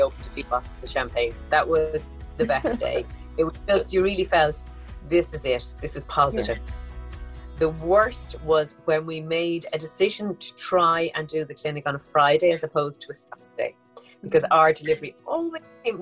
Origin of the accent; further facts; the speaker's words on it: Dublin, Leinster, Ireland; Born and raised in Dublin, capital of Ireland